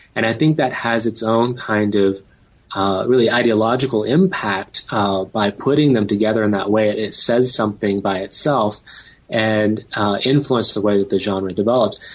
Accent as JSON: {"language": "English", "region": "Tennessee", "country": "United States", "tie": "born or raised there", "said": "I grew up in Tennessee"}